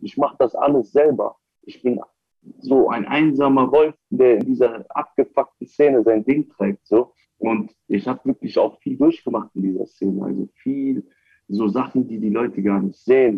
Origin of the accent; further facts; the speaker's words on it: Wiesbaden, Hesse, Germany; Ich komme aus Wiesbaden